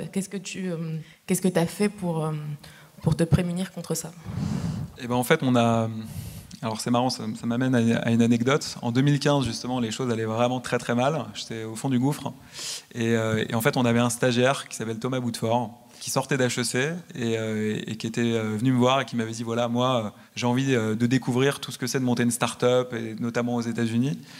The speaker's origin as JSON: {"language": "French", "country": "France", "also_born_or_lived": "United States", "moved": "as an adult", "said": "je viens de France. mon réseau à l'origine, il est en France"}